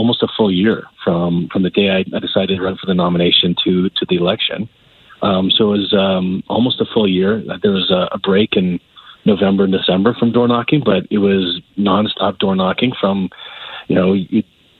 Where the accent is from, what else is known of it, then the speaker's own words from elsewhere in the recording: Calgary, Alberta, Canada; I grew up here in Calgary